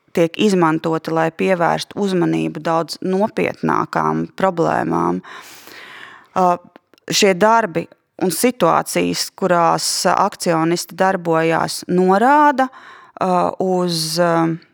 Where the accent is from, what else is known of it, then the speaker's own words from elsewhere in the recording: Latvia; ko mēs kā latvieši šobrīd, te un tagad